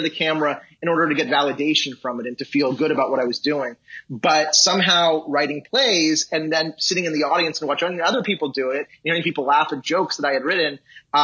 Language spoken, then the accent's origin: English; Los Angeles, California, United States; I grew up in Los Angeles